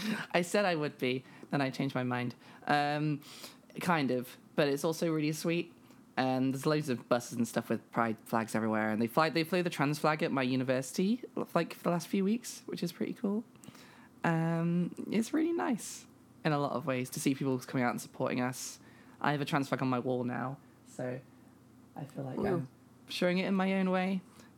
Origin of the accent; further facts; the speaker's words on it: Nottingham, East Midlands, United Kingdom; accent: posh; I don't know if I have the accent of my hometown because I'm from Nottingham and this isn't a Nottingham accent. I think this is just a posh accent.